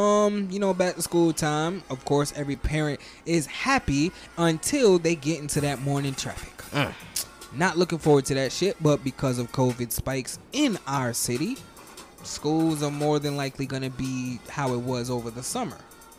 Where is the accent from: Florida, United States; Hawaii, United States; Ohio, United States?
Florida, United States; they know I'm from Florida